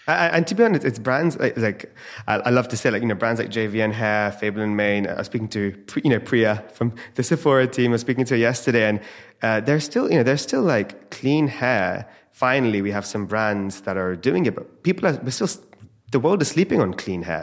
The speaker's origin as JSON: {"language": "English", "country": "India", "said": "having Ayurvedic roots, being Indian"}